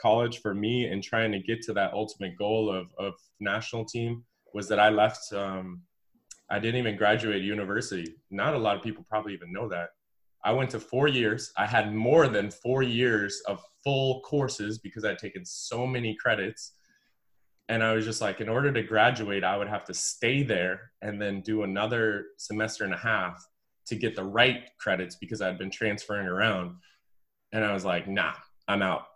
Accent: Evanston, Illinois, United States; I grew up in Evanston

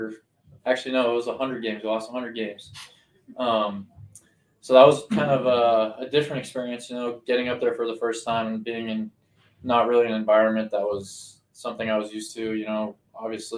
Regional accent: Denver, Colorado, United States; I'm from Denver

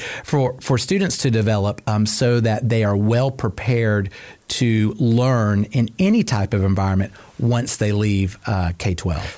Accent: Cobb County, Georgia, United States; I'm actually a proud Cobb County native, oh. uh, born and raised right here

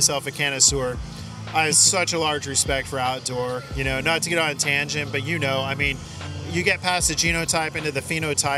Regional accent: Northern California, United States; I miss living in SoCal compared to growing up in NorCal

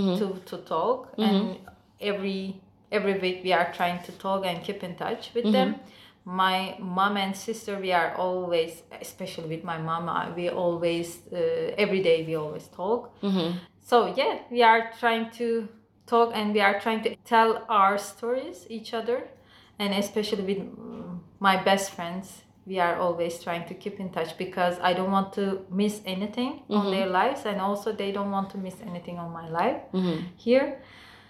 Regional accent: Turkey; English is a second language; moved away as an adult; now in Shanghai, China; My hometown is so close to Istanbul

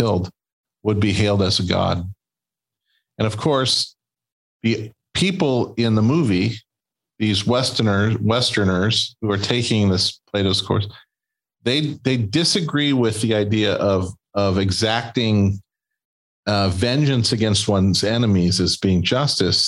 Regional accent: Escondido, California, United States; I was born in Escondido

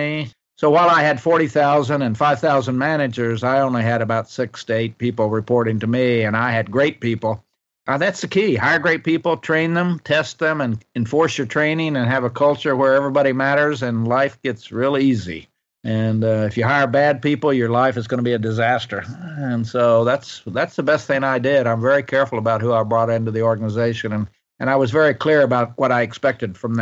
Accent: Ardmore, Oklahoma, United States; moved away as an adult; also born or lived in Bartlesville, Oklahoma / Washington, D.C.; I was born in Bartlesville up north and raised in Ardmore, which is a little town around about 90 miles north of Dallas, Texas.

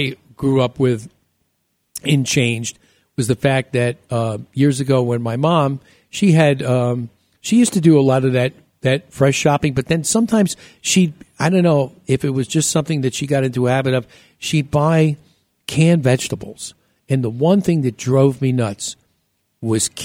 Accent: New York, United States; moved away; also born or lived in Chicago; when we were growing up in New York

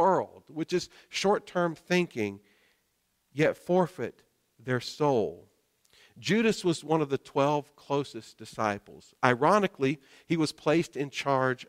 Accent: North Carolina, United States; I grew up in North Carolina

